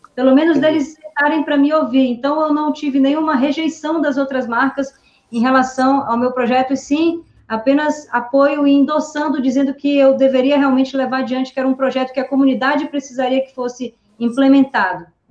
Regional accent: Manaus, Amazonas, Brazil; moved away as an adult; also born or lived in São Paulo; o meu grande sonho também de sair de Manaus

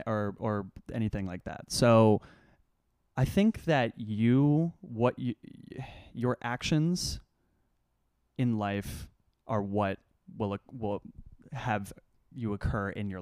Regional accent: Los Angeles, California, United States; Simple story. I grew up on Roxbury Street in Los Angeles.

